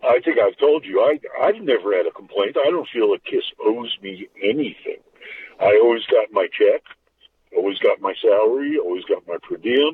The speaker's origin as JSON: {"language": "English", "town": "New York City", "region": "New York", "country": "United States", "tie": "born or raised there", "said": "I went to school in Brooklyn"}